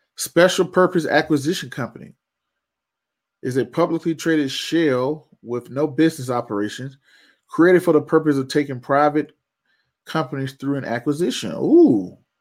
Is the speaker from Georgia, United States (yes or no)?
yes; Georgia, United States; I'm from Georgia